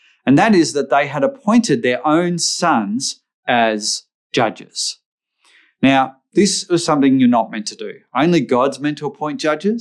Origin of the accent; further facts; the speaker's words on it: Australia; I grew up in Australia